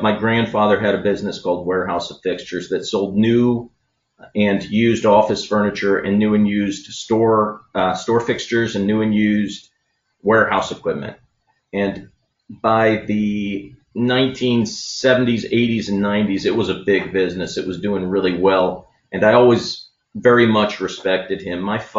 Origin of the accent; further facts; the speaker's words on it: University City, Missouri, United States; So I grew up in University City, and around kindergarten, the U City School District